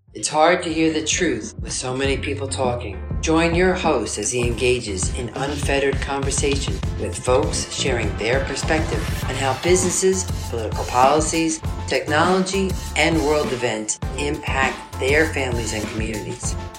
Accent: New York City, New York, United States; I hail from Washington Heights. That's where uh, we're based at right now.

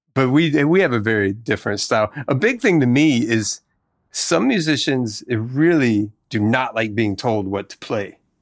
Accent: Tennessee, United States; moved away; also born or lived in Mississippi; we grew up in Tennessee

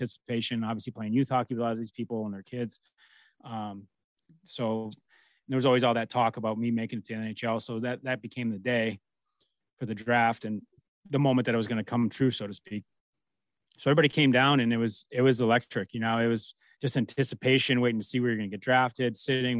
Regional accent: United States

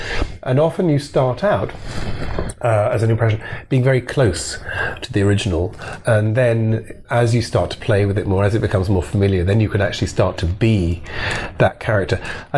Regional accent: Edinburgh, Scotland, United Kingdom; I was born in Edinburgh and brought up in Edinburgh

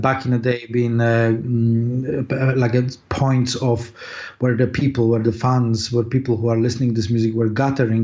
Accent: Poland; English is a second language; moved away as an adult; now in London, United Kingdom; I was born in Poland, as you can hear my accent probably.

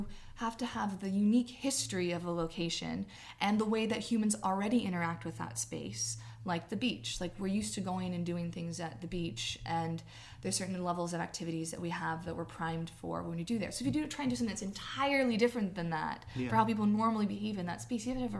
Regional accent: California, United States; moved away; my hometown, which is this rural town in Northern California on the Oregon border

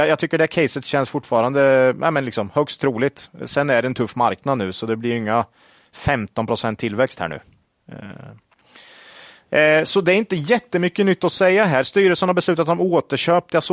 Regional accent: Sweden; Som svensk

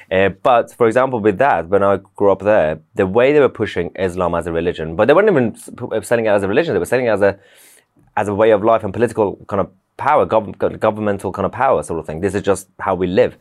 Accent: London, United Kingdom; also born or lived in Tehran, Iran; I grew up in London

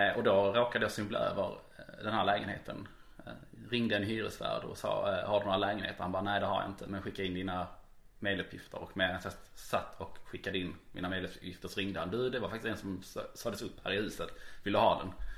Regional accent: Malmö, Skåne, Sweden; jag faktiskt är en born and raised malmit

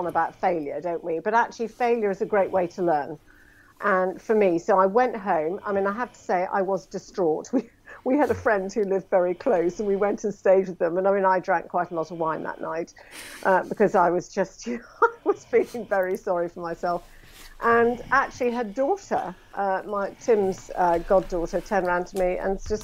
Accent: Scotland, United Kingdom; accent: plummy; I'm a Scot

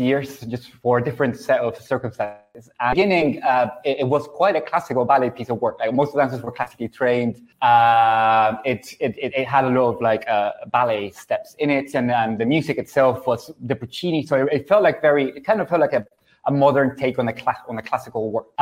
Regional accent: Canary Islands, Spain; I'm from the Canary Islands, which is somewhere in between Latin America and Europe and Spain.

